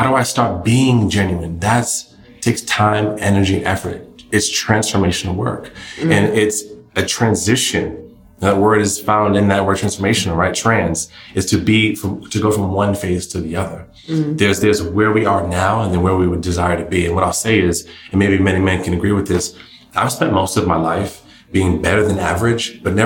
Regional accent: New England, United States; I'm from New England

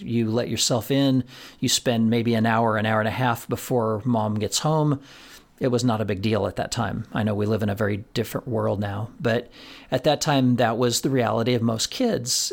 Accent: Florence, Colorado, United States; in my hometown of Florence, Colorado

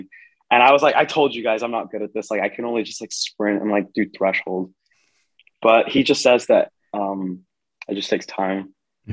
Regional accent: Texas, United States; I'm from Texas

